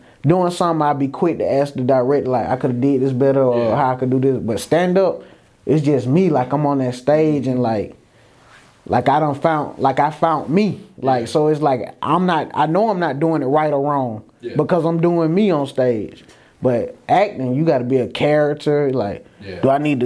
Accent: Atlanta, Georgia, United States; I'm from Atlanta

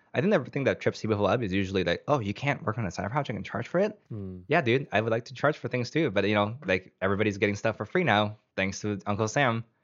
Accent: Canada; My home country of Canada has like unsurprisingly reasonable system.

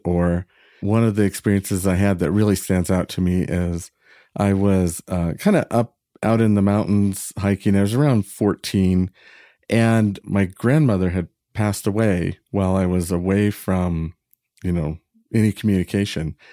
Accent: Northern California, United States; I was from Northern California

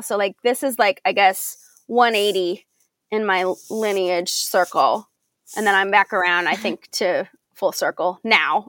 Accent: Belleville, Illinois, United States; moved away; in Belleville, Illinois. So I grew up. This is my hometown

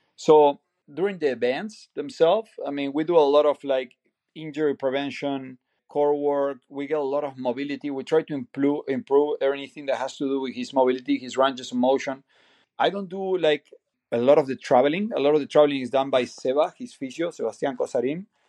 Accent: Bahía Blanca, Buenos Aires Province, Argentina; moved away as an adult; now in United States; I'm from Argentina, city called Bahía Blanca. It's a small city in Buenos Aires province.

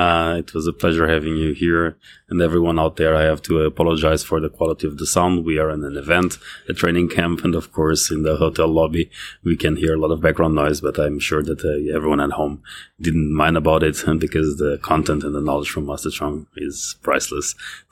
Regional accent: Canada; being a Canadian, of course, the development system developed in Canada

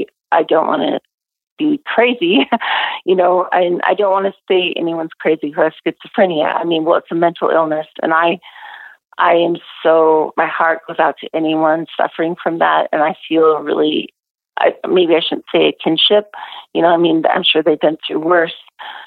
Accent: Pacific Northwest, United States; I grew up in the Northwest, and yeah, we're very familiar over here

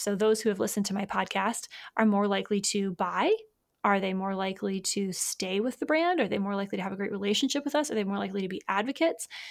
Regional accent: Michigan, United States; I was born in Michigan

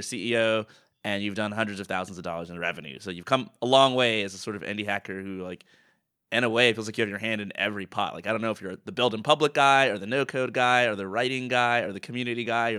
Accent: Atlanta, Georgia, United States; We grew up in Atlanta, so our mom is there.

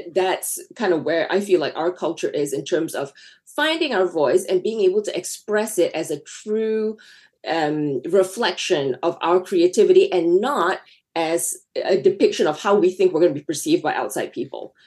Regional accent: Malaysia; moved away as an adult; now in United States; I grew up in Malaysia

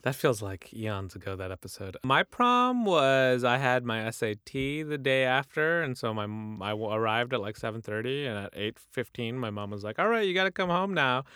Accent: United States; we're American, even if we can speak to them in our Urdu

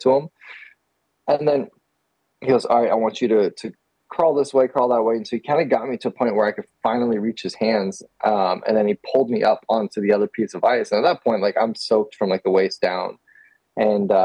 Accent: Texas, United States; I'm from Texas

